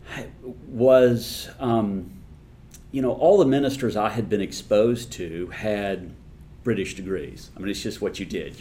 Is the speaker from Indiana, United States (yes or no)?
yes; Indianapolis, Indiana, United States; when I was growing up in Indianapolis